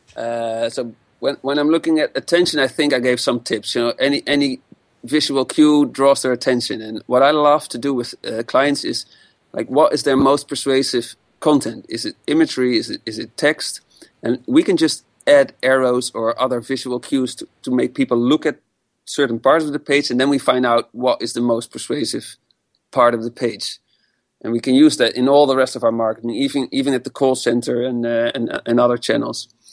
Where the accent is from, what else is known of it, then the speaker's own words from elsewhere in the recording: Amsterdam, North Holland, Netherlands; I come from Amsterdam, born and raised